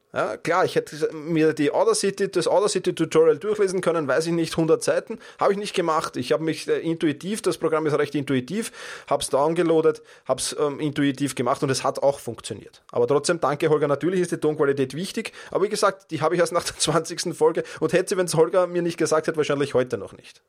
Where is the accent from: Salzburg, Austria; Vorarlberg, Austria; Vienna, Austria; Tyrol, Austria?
Vienna, Austria; in Wien, in meiner Heimatstadt